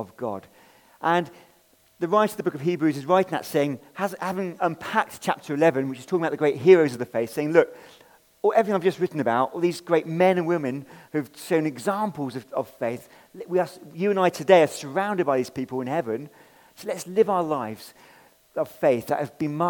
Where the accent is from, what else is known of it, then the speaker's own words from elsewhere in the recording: England, United Kingdom; I'm an English guy